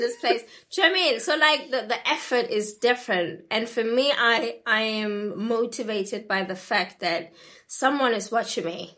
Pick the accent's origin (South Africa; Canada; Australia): South Africa; I come from South Africa